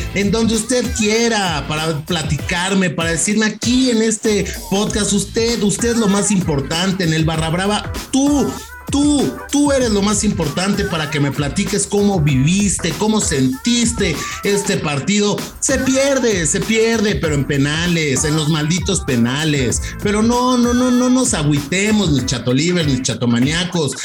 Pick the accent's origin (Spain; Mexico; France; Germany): Mexico; somos los mexicanos